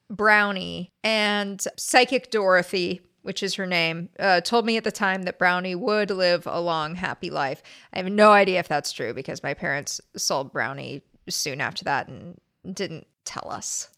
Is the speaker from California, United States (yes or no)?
yes; La Crescenta, California, United States; I didn't grow up there. I grew up next door in La Crescenta